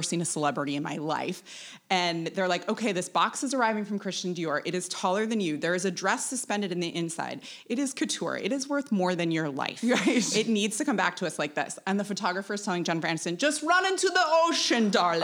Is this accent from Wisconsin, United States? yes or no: yes; Wisconsin, United States; moved away as an adult; also born or lived in New York; now in Daniel Island, United States; I'm originally from Wisconsin